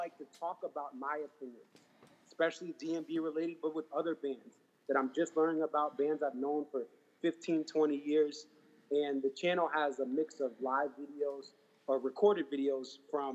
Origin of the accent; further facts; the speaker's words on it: Connecticut, United States; I am from Connecticut